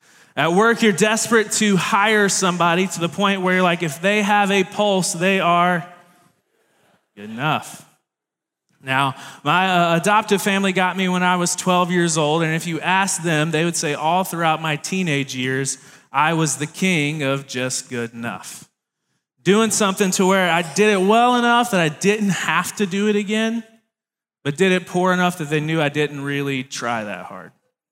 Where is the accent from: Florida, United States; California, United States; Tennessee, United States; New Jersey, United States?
Tennessee, United States; Tennessee, but that is where I grew up, and that is something that I love dearly, including the Vols.